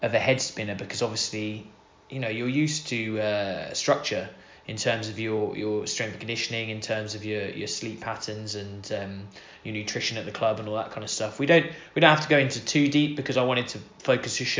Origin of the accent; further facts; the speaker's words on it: Scotland, United Kingdom; I was born in Scotland